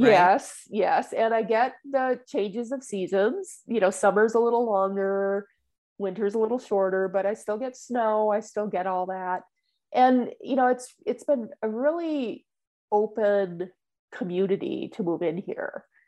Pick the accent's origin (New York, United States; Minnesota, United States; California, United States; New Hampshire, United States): Minnesota, United States; also born or lived in Florida / Texas; now in Indiana, United States; I'm originally from Minnesota